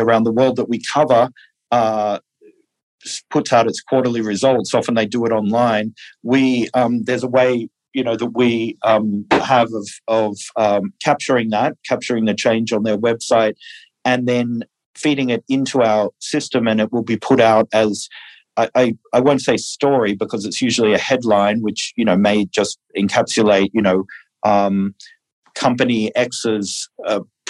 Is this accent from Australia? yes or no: yes; Australia; moved away; I'm originally from Australia